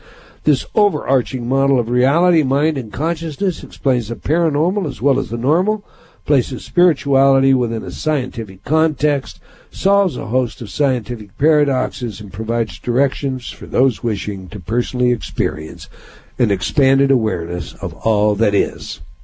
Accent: Spokane, Washington, United States; Spokane, my hometown

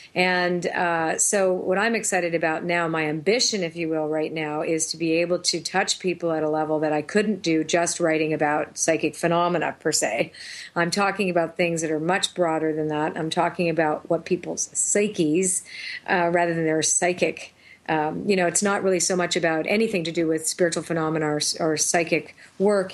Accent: Toronto, Ontario, Canada; moved away as an adult; also born or lived in Sedona, Arizona; now in New Hampshire, United States; I was raised in Toronto

